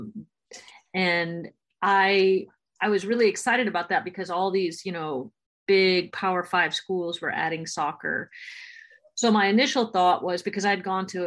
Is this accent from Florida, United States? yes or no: yes; Florida, United States; I'm from Florida